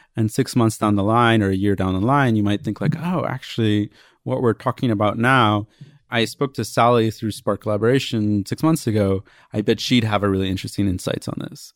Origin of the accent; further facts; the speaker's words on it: Princeton, New Jersey, United States; moved away; Princeton, which is my hometown